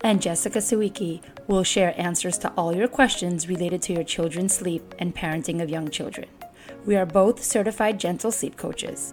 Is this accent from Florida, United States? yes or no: yes; Miami, Florida, United States; I have worked with hundreds of clients right here in my hometown